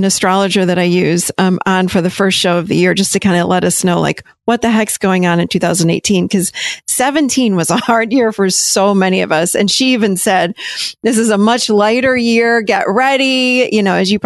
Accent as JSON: {"language": "English", "town": "Rochester", "region": "New York", "country": "United States", "tie": "born or raised there", "said": "I grew up up in Rochester, New York"}